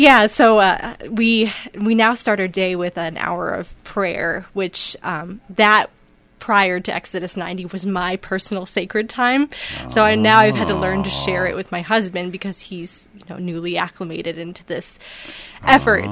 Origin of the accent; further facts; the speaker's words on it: Bloomington, Illinois, United States; moved away as an adult; also born or lived in Denton, Texas; now in Des Moines, United States; I grew up in Bloomington Normal, Illinois.